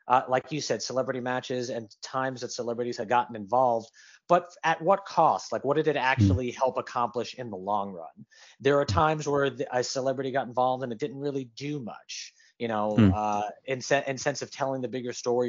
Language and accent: English; New York, United States; I grew up in New York. I'm a big New York Giants fan.